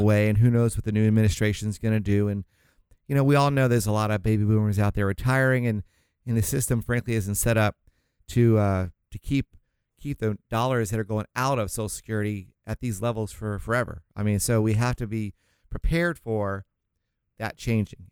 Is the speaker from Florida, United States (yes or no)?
yes; Florida, United States; now in Orange County, California, United States; I'm from Florida originally